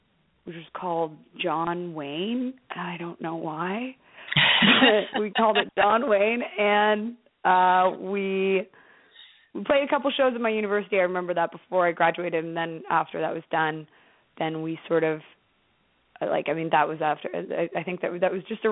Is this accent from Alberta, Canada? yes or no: no; Toronto, Ontario, Canada; also born or lived in New York; now in Toronto, Canada; we're all from Toronto